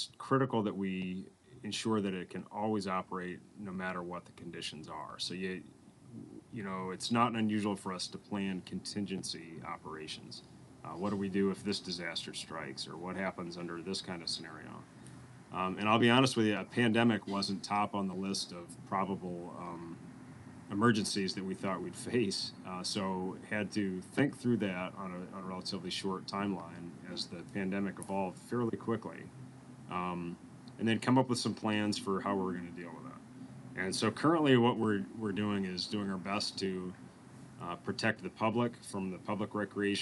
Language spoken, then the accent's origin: English; New England, United States; now in Western New York, United States; I grew up in New England